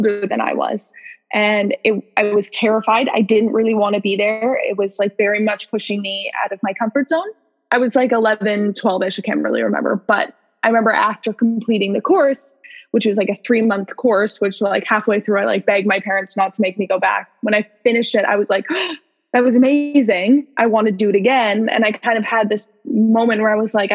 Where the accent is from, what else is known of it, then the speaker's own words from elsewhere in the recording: Vancouver, British Columbia, Canada; I'm Canadian. I'm from Vancouver. I live in Vancouver